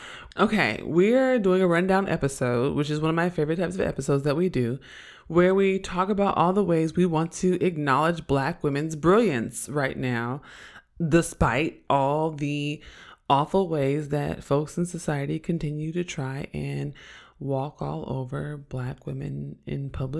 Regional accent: Oakland, California, United States

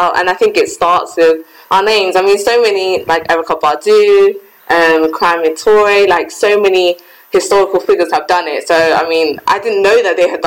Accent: London, United Kingdom; I'm from London

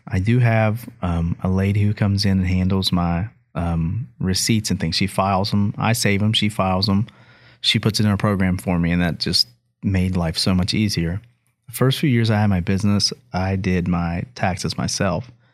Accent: Hamlin, West Virginia, United States; my hometown of Hamlin

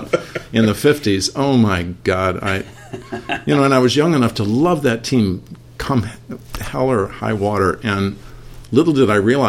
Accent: Jackson, Michigan, United States; also born or lived in Ann Arbor, Michigan; I was born and raised in Jackson, Michigan, but my undergraduate was in Ann Arbor, Michigan.

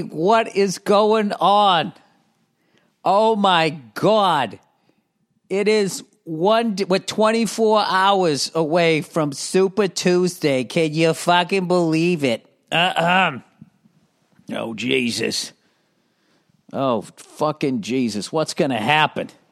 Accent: Boston, Massachusetts, United States; I'm from the Boston area

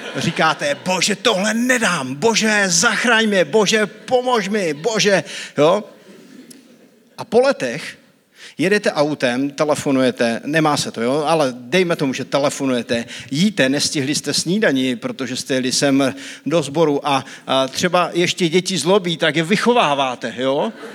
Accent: Bratřejov, Zlín Region, Czechia; jsem z Bratřejova, to je taková vesnička u Vizovic

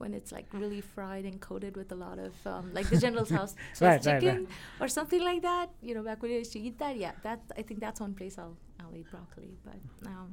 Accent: Mumbai, Maharashtra, India; moved away as an adult; also born or lived in Pittsburgh; now in Colorado, United States; back when we grew up in Mumbai

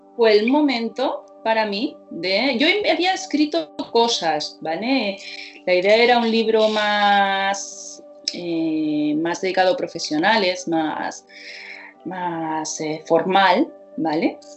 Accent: Barcelona, Catalonia, Spain; mi ciudad natal, que es Barcelona

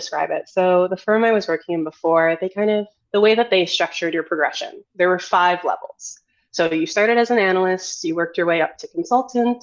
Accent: Edmonton, Alberta, Canada; now in Toronto, Canada; I moved back to Edmonton, my hometown

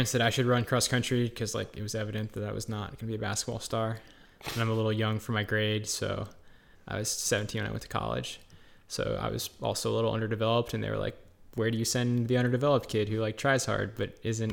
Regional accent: Naperville, Illinois, United States; also born or lived in Albany, New York / Minnesota; I'm from Naperville, Illinois

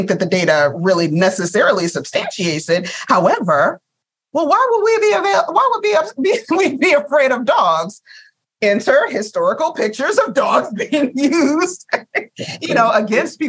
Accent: Virginia, United States; I'm a Virginia girl

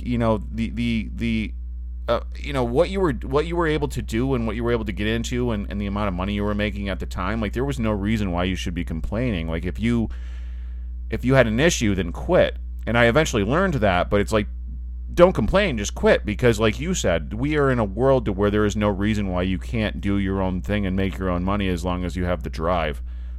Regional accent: United States; born there; But, you know, I was born in the United States. You know, I'm 29 years old.

